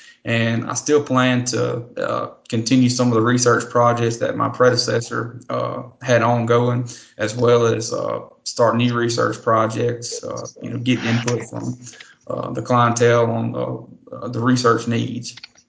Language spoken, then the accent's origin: English; Vidalia, Louisiana, United States; I'm originally from Vidalia, Louisiana, Concordia Parish.